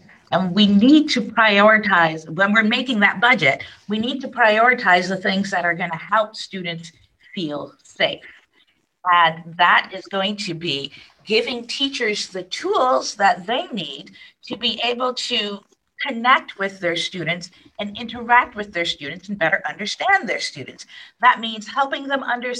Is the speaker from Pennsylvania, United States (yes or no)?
no; New York City, New York, United States; I grew up in New York City